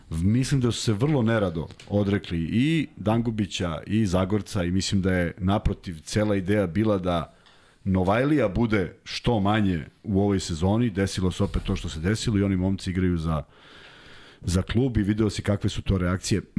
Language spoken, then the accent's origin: Croatian; Belgrade, Serbia; also born or lived in Belgium; ja sam odrastao kod Vukovog spomenika i izlazio sam u taj parkić da se igram od, od nulte godine.